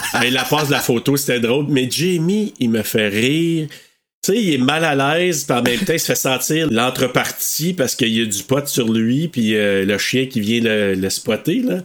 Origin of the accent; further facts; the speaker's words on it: Maniwaki, Quebec, Canada; je viens de Maniwaki